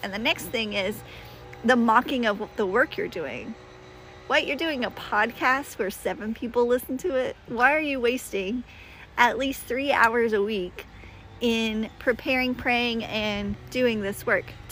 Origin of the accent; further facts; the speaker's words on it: the South, United States; I'm from the South, and we say things like, bless your heart